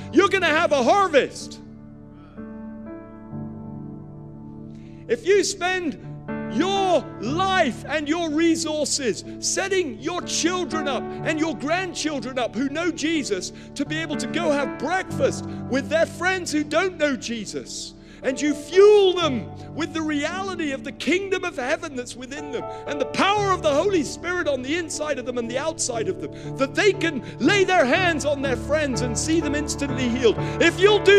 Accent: Nigeria; I was born in Nigeria. I grew up there.

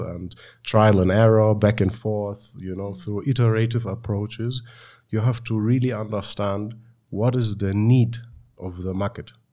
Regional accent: Germany; moved away as an adult; now in Uganda; I was born and raised in Germany, but came to Uganda four and a half years ago

